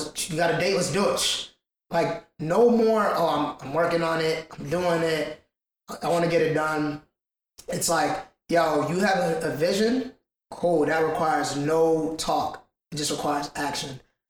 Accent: Ghana; I'm from Ghana.

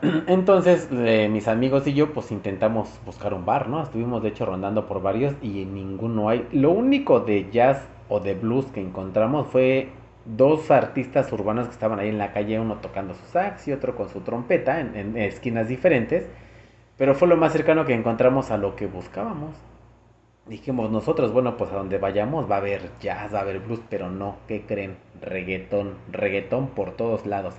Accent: Mexico; now in United States; soy mexicano

